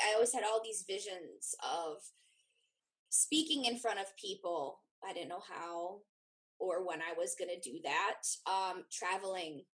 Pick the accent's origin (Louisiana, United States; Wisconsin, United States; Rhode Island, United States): Wisconsin, United States; I grew up in Wisconsin. I've never lived outside of Wisconsin